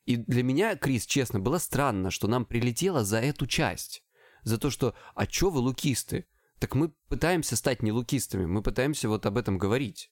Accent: Krasnodar Krai, Russia; я с Кубани

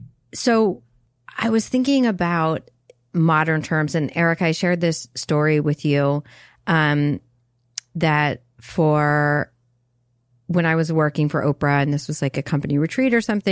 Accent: North Carolina, United States; Yeah, I'm a dude from North Carolina.

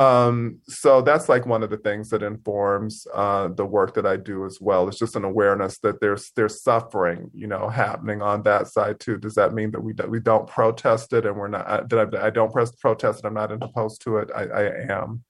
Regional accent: Mississippi, United States; moved away as an adult; being from Mississippi

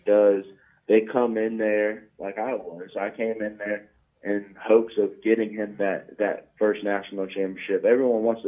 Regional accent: Jacksonville, Florida, United States; moved away; also born or lived in Tallahassee, Florida; I'm from Jacksonville

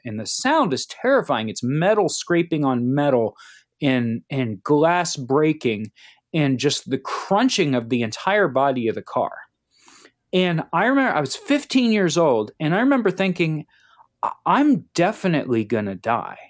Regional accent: Cincinnati, Ohio, United States; I grew up in Cincinnati.

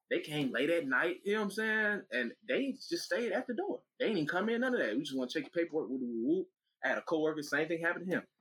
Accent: Atlanta, Georgia, United States; I'm from Atlanta. I know how to work my one.

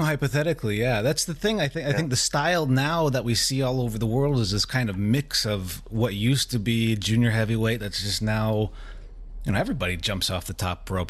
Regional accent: United States; as an American

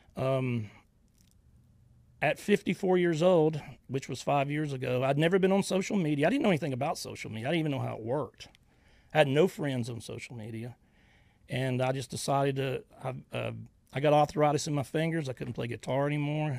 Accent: Georgia, United States; now in Northwest Florida, United States

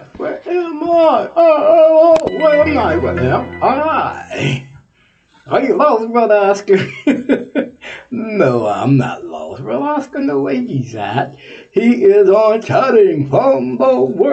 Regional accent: Texas, United States; I'm from Texas

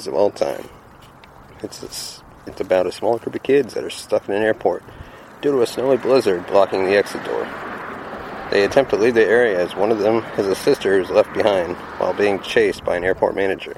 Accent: Texas, United States; I'm a Texan myself

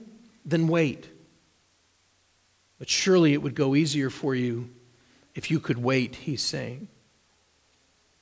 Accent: United States; As American Christians

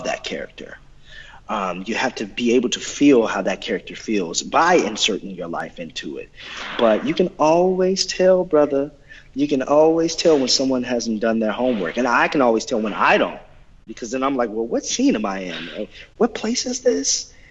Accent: Oklahoma, United States; I'm from Oklahoma

